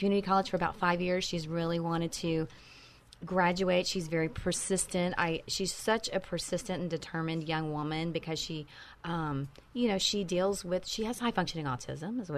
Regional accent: Texas, United States; moved away; I am a Texas girl. I was born and raised in Texas.

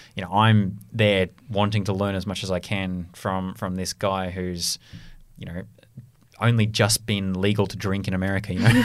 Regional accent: Australia; moved away; my, my home country of Australia

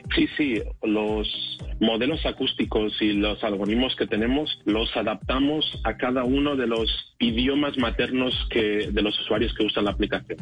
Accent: Spain; moved away; yo vengo de España. Tenemos un background de idioma en que el inglés nunca ha sido nuestro idioma principal

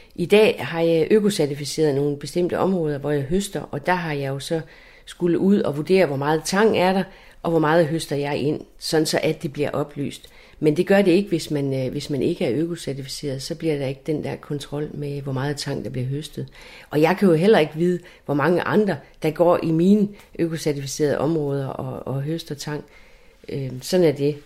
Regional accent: Læsø, North Denmark Region, Denmark; moved away as an adult; Jeg er jo født og opvokset på Læsø, og jeg er født op ved Vestø, ved havnen

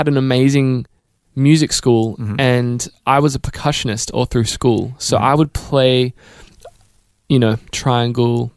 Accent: Melbourne, Victoria, Australia; moved away as an adult; now in Nashville, United States; So, it was actually Wantirna South. That's where we lived when we moved to Melbourne. Mm-hmm. And then we eventually landed in Box Hill and then Mount Albert. Mm-hmm. But it was a really good upbringing

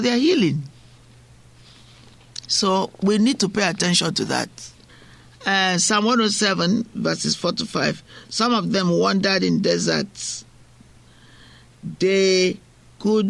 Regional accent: Nigeria; moved away; I'm from Africa. I'm from Nigeria. What I find is that at home, people intentionally, they walk miles to go to church

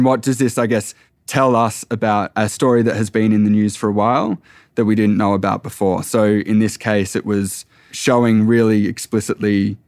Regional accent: Echuca, Victoria, Australia; And I knew from my family growing up around Echuca and Moama, which is on the border of New South Wales and Victoria

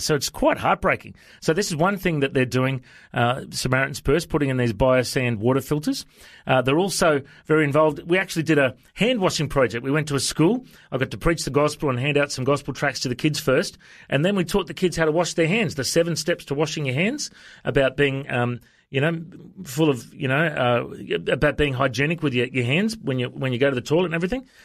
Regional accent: Australia; I'm from Australia. I'm a pastor

